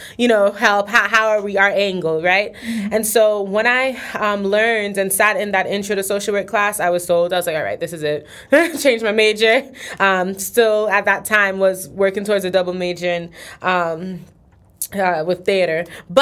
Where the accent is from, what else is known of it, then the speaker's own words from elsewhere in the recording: New York, United States; moved away; I'm originally from New York. When I moved down here, it was my first year, in school